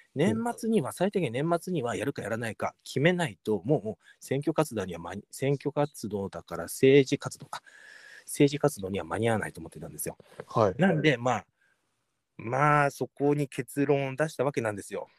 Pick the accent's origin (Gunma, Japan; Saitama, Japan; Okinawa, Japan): Saitama, Japan; 自分はこの埼玉県のこのここで育ってここで生まれたんですよ